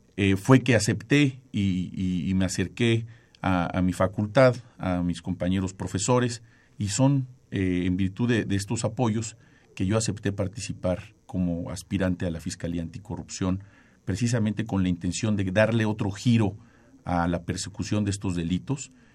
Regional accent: Mexico; como mexicanos

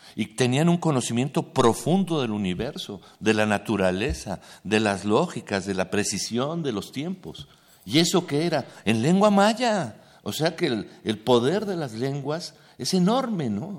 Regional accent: Mexico City, Mexico; Yo nací aquí, ¿no? He vivido aquí y no conozco el náhuatl

